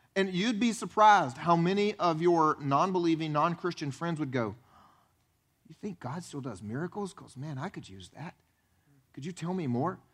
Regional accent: the Bible Belt, United States; I grew up actually here in the Bible Belt.

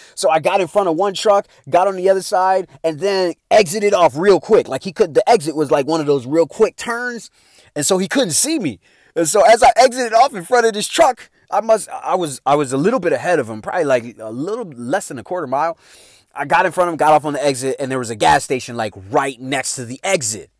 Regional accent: Chicago, Illinois, United States; moved away

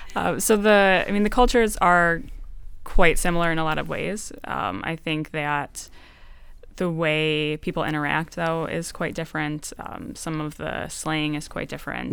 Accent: Detroit, Michigan, United States; I was from Detroit

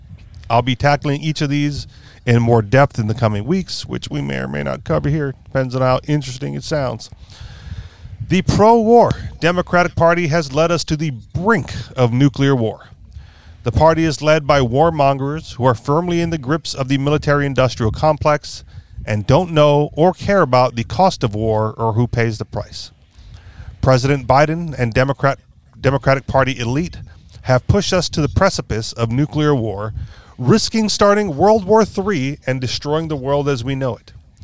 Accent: Hawaii, United States; Growing up in Hawaii gave me special appreciation of our home, water, and precious natural resources.

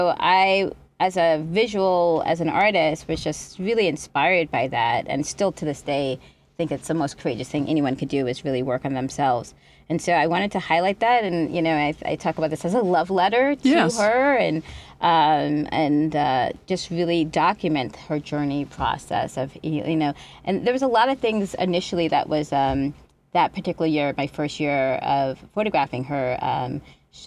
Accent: New Jersey, United States; also born or lived in Boston / Trinidad and Tobago; So I was born in Boston, and then we moved to Trinidad and Tobago to live with our father when I was like 5 years old, and then we moved back to. Well, back to America at nine and lived in New Jersey.

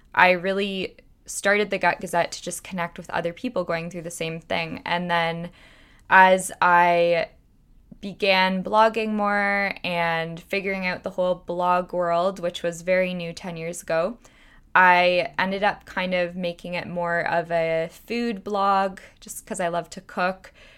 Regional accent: Toronto, Ontario, Canada; I was born and raised in Toronto, and I still live here now

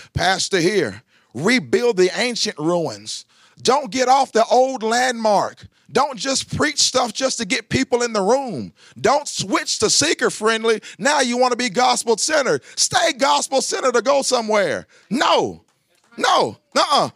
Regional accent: Lebanon, Tennessee, United States; I grew up here in Lebanon, Tennessee.

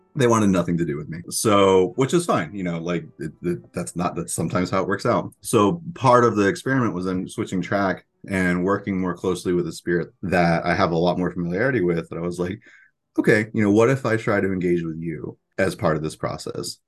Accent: central Florida, United States; moved away as an adult; also born or lived in Miami, Florida / Orlando, Florida; And my parents moved to, uh, to more central Florida, moved into the swamps. And so my middle school, high school, and when I would come home during college experiences was very firmly in the swamp.

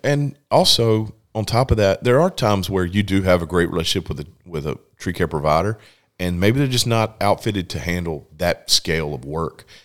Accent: Lexington, North Carolina, United States; actually grew up in Lexington, North Carolina

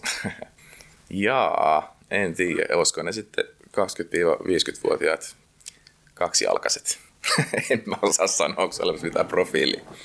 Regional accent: Helsinki, Uusimaa, Finland

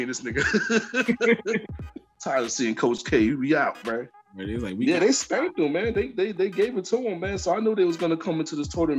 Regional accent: New Jersey, United States; we're from Jersey

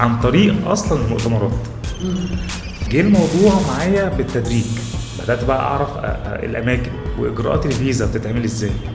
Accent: Egypt; احنا بقى كمصريين

